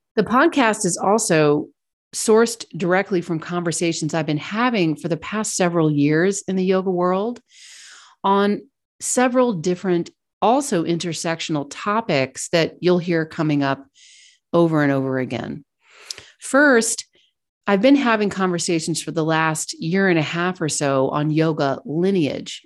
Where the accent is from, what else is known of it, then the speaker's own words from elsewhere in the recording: Kentucky, United States; moved away as an adult; also born or lived in Virginia / New York / London / Hong Kong; I grew up in Kentucky